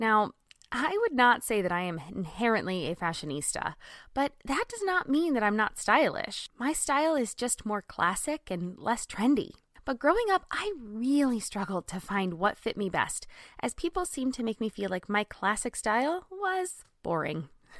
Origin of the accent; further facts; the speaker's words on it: California, United States; I grew up in Southern California, and I mean, in high school, my style was everywhere.